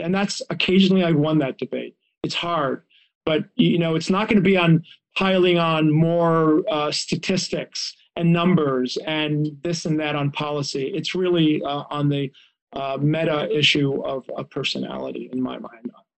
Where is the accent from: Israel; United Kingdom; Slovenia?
Israel; now in United States; I grew up in Israel